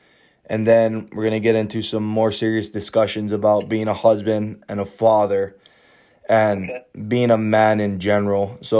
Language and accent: English; Hawaii, United States; I'm from Hawaii